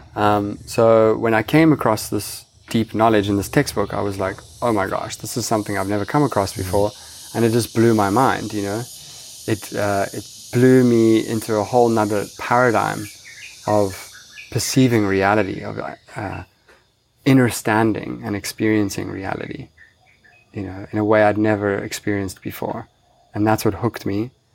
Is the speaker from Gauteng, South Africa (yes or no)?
no; Cape Town, Western Cape, South Africa; moved away as an adult; now in Bali, Indonesia; I grew up in Cape Town, South Africa